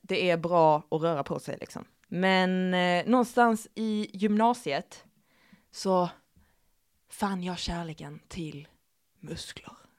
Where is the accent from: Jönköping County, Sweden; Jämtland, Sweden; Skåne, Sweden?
Skåne, Sweden; accent: Skånska; jag överdriver min skånska